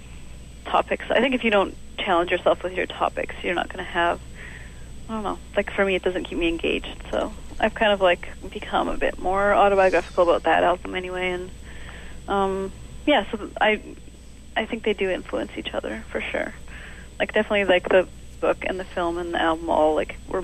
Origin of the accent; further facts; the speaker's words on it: Calgary, Alberta, Canada; now in Montreal, Canada; grow up in Calgary, you're still from Calgary. You know, I'm not from Montreal. I never will be.